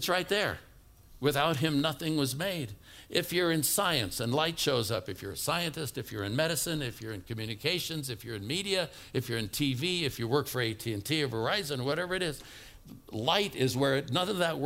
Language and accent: English; Oakland, California, United States; moved away; I was brought up in Oakland, California.